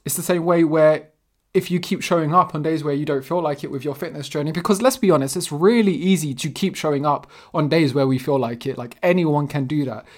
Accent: London, United Kingdom; I'm actually born and raised in London, South London specifically, and my parents are Portuguese

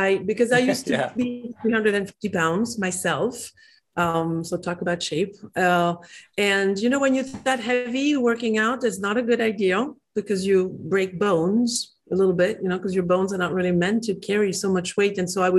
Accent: France; English is a second language; moved away as an adult; I'm from France. I escaped as fast as my legs could run when in my early 20s.

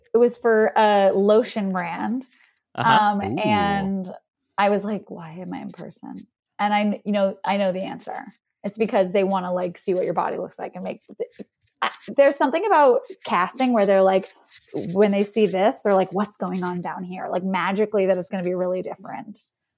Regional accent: the South, United States; I am from the South.

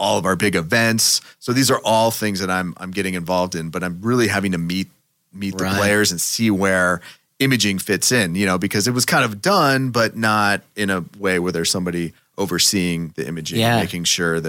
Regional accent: Seattle, Washington, United States; moved away as an adult; now in Los Angeles, United States; growing up in Seattle, I was raised to hate

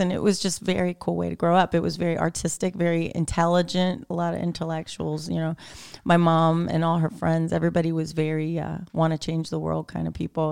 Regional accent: Sarasota, Florida, United States; now in Bowling Green, United States; Sarasota is my hometown. I grew up there. I was born there.

